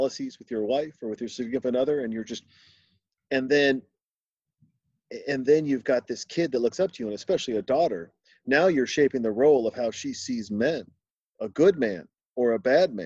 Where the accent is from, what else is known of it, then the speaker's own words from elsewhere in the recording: Montana, United States; I was born in Montana.